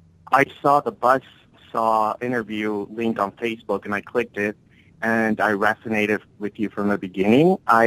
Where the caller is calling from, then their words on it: San Diego, California, United States; I'm calling from San Diego.